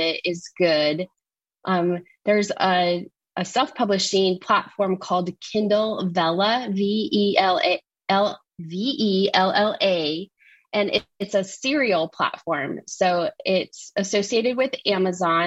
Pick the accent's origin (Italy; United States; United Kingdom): United States; Nebraska; I'm from Nebraska